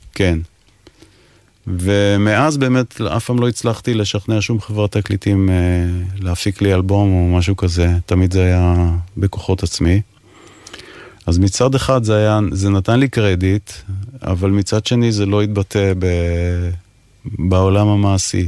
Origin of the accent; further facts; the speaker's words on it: Ashdod, Southern District, Israel; moved away as an adult; also born or lived in England; אני גדלתי באשדוד, מגיל 10 עד 18 אה, בערך